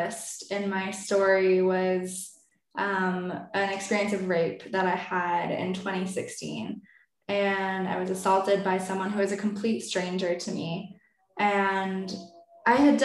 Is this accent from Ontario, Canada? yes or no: yes; Toronto, Ontario, Canada; I'm from Toronto and it's a big, big city